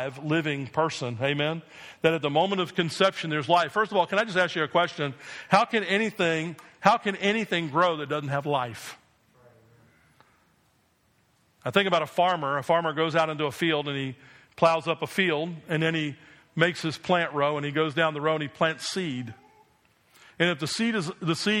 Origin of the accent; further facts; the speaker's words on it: New Jersey, United States; I grew up in New Jersey